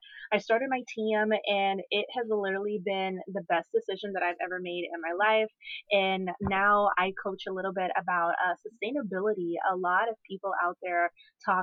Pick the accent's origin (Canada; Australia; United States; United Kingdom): United States; Charleston, South Carolina; moved away as an adult; now in Charlotte area, North Carolina, United States; my hometown, which is Charleston, South Carolina